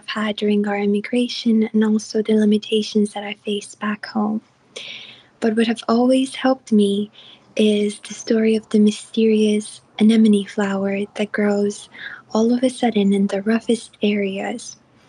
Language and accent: English; Iran; now in Los Angeles, United States; I'm originally from Iran, but I'm sending you this message from Los Angeles.